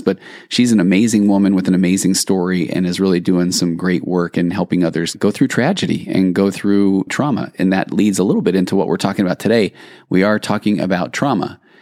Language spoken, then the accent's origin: English; Sandy, Utah, United States; now in California, United States; growing up in Sandy, Utah